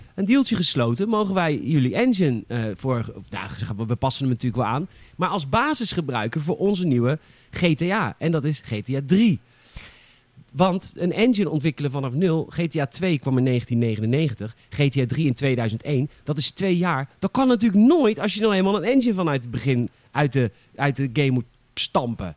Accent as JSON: {"language": "Dutch", "town": "Boskoop", "region": "South Holland", "country": "Netherlands", "said": "elke keer ging ik naar de, de videorent bij ons in Boskoop"}